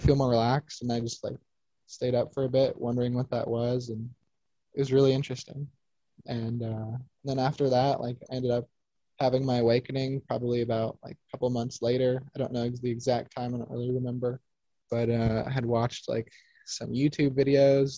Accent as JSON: {"language": "English", "town": "Phoenix", "region": "Arizona", "country": "United States", "tie": "born or raised there", "said": "when I was little, I grew up in Phoenix"}